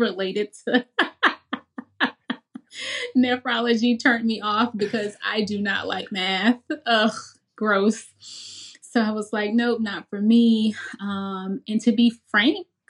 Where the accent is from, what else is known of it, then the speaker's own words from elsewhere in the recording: Memphis, Tennessee, United States; I'm from Memphis.